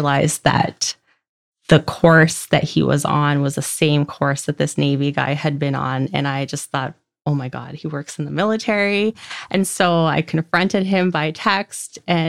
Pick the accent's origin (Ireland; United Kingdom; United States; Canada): Canada; Port Alberni, British Columbia; also born or lived in Victoria, British Columbia; So I grew up in a small town called Port Alberni on Vancouver Island, BC. I moved to Victoria, BC, which is about 2.5 hours from my hometown, just after graduation